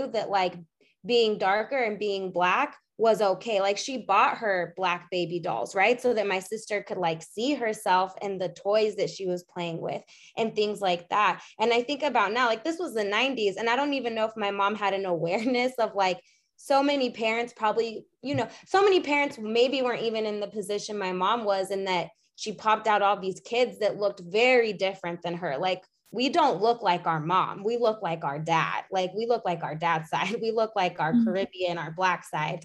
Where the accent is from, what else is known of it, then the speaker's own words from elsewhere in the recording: Arizona, United States; we grew up in Arizona, and really my mom's side is the only side here